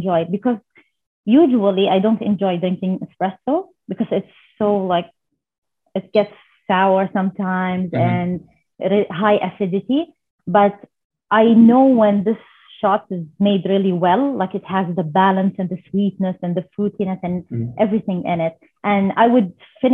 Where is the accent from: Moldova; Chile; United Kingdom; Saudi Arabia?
Saudi Arabia; I'm from Saudi Arabia.